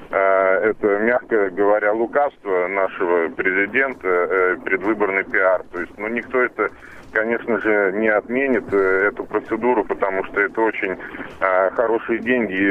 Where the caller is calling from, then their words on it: Moscow, Russia; Здравствуйте, я из Москвы вас беспокою.